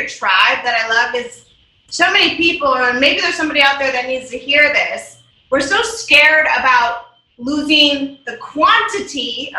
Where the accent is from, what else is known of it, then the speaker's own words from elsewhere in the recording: Wisconsin, United States; Wisconsin, yeah.